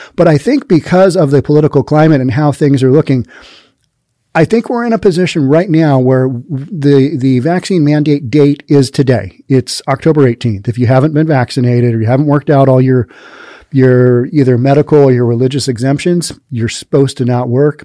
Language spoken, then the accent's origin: English; Seattle, Washington, United States; I'm from Seattle